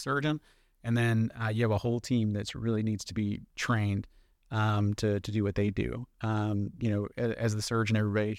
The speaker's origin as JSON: {"language": "English", "town": "Jacksonville", "region": "Florida", "country": "United States", "tie": "born or raised there", "said": "Yeah, so born and raised in Jacksonville, Florida. I went to undergrad at University of Central Florida in Orlando."}